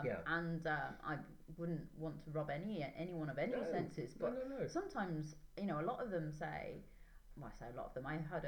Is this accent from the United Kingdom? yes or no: yes; England, United Kingdom; I'm English